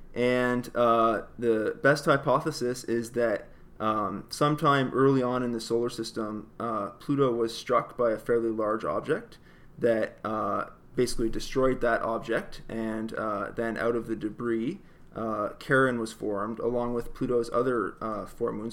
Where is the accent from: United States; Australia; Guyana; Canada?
Canada; across the river from Detroit, Ontario; I grew up in Canada, actually, uh, right across the river from Detroit